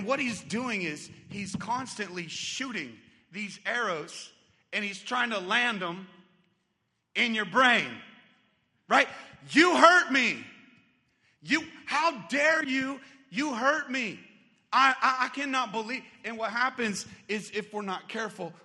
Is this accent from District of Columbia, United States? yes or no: no; Arizona, United States; I grew up here in Arizona